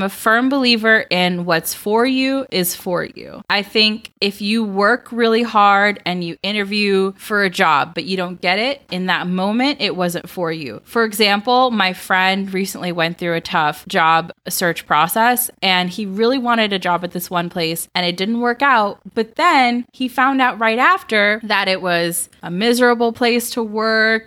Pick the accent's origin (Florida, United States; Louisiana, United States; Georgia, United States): Georgia, United States; I grew up in Georgia.